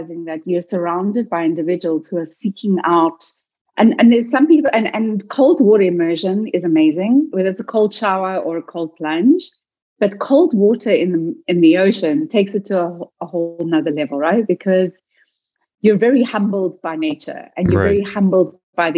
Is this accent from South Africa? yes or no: yes; South Africa; also born or lived in Cape Town; I'm South African